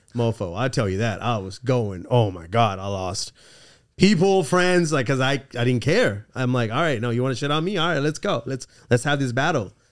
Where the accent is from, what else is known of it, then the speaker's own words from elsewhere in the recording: California, United States; also born or lived in England / Los Angeles / Orange County; I moved to the States when I was four years old when my parents separated. And then, um, I grew up ever since then in, in California